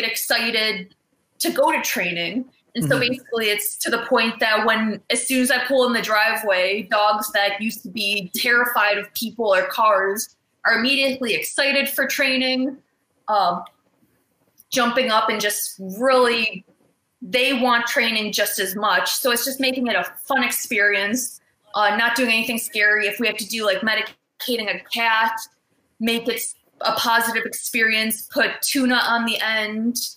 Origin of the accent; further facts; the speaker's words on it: Cleveland, Ohio, United States; I'm from the Cleveland area in Cleveland, Ohio